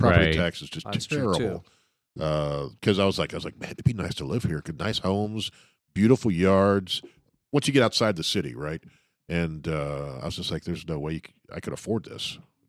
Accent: Cincinnati, Ohio, United States; One good thing about growing up in Ohio, Cincinnati, is I could travel 6 hours and be in Washington, D.C.

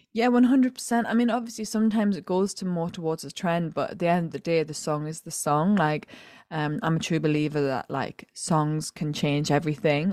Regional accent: County Durham, North East England, United Kingdom; I'm originally from County Durham in the Northeast

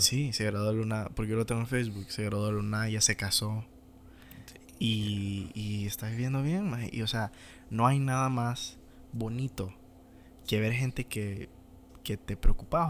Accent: Honduras; moved away as an adult; no sé qué sería mi vida si me hubiera quedado en Honduras

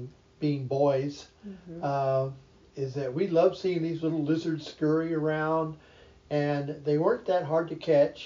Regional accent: North Texas, United States; as a child growing up in North Texas, my brother and I, always hunting out the horned toads

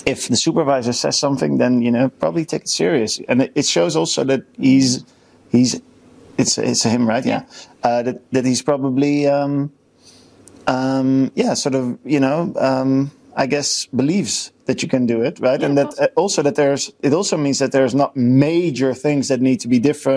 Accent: United States; I'm American

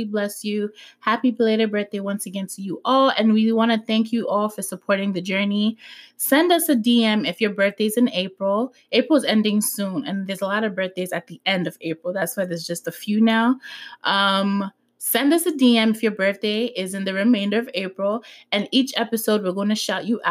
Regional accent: Ghana; I'm from Ghana.

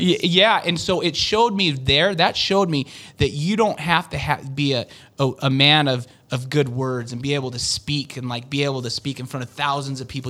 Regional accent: Utah, United States; I've lived in Utah my whole life. I mean, I've lived in different states and stuff, but I grew up in Utah

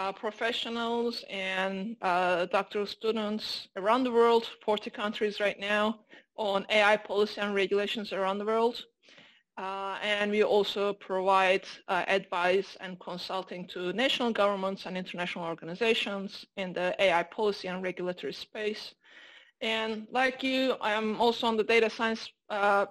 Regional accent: Turkey; moved away as an adult; also born or lived in London, United Kingdom; now in United States; I'm Turkish American, Turkish by birth, American by marriage

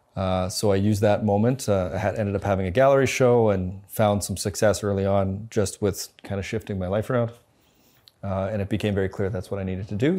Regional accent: Winnipeg, Manitoba, Canada; moved away as an adult; also born or lived in New Zealand; now in Calgary, Canada; I grew up in Winnipeg, went to school, graduated

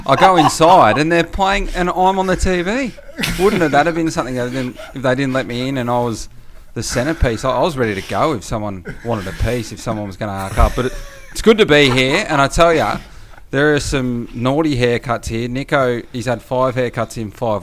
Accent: Victoria, Australia; I'm a Victorian.

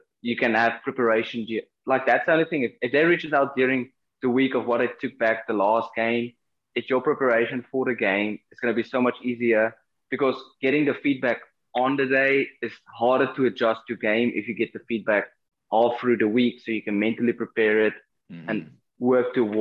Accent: South Africa; moved away as an adult; now in Florida, United States; I come from South Africa

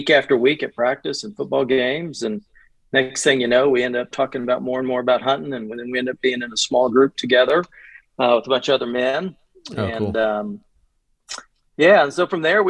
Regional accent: Kansas, United States; I grew up in Kansas, grew up hunting

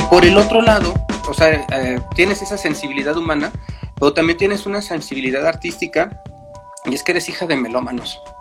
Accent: Mexico; como mexicanos, como latinos

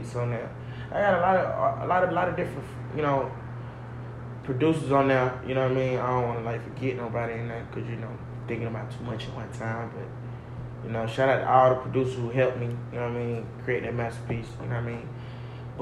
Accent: Atlanta, Georgia, United States; I'm from Atlanta. I was born in Capitol Home. Migrated to the east side

